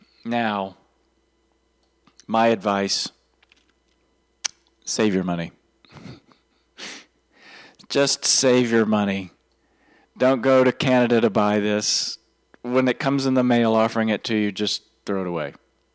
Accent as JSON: {"language": "English", "town": "Houston", "region": "Texas", "country": "United States", "tie": "born or raised there", "said": "my hometown, Houston's"}